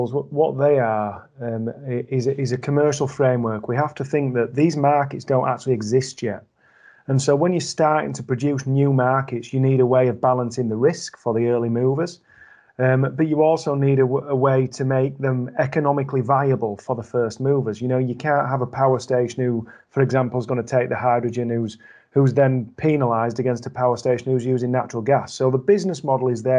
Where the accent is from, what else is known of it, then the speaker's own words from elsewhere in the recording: Yorkshire and the Humber, United Kingdom; now in Wakefield, United Kingdom; I'm from the Humber